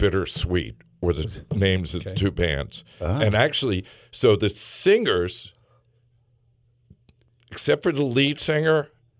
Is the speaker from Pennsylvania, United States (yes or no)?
yes; Philadelphia, Pennsylvania, United States; growing up in Philly